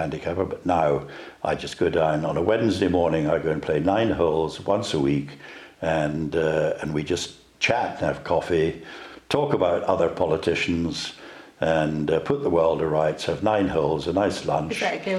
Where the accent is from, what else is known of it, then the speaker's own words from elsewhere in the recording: Dundee, Scotland, United Kingdom; also born or lived in London / Edinburgh; I came from Dundee originally